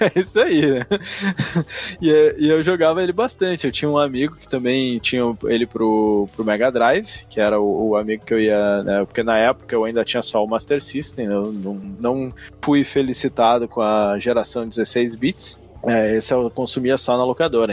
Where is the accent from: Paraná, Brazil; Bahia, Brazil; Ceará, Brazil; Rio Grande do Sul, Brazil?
Rio Grande do Sul, Brazil; São Leopoldo; São Leopoldo, que é a minha cidade natal